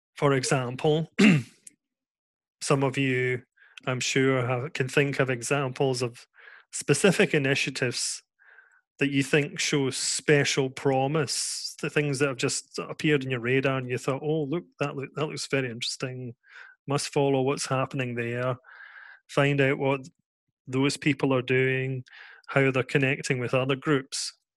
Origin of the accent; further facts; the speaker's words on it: Scotland, United Kingdom; now in Netherlands; I'm here in the Netherlands. I'm from Scotland.